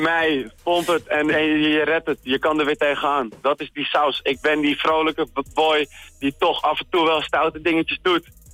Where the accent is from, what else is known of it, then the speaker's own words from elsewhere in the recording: Wilnis, Utrecht, Netherlands; moved away as an adult; now in Utrecht, Netherlands; geboren in Wilnis